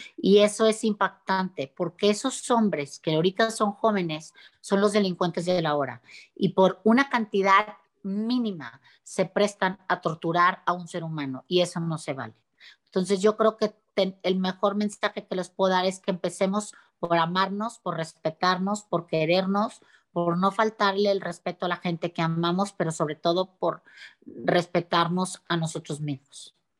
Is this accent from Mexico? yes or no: yes; Mexico; los mexicanos somos gente muy humana y muy unida